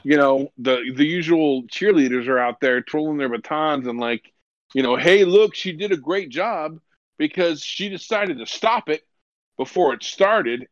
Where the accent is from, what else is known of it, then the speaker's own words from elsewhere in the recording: Lakewood, California, United States; I grew up in Lakewood, California, and eh, which is right next to Long Beach.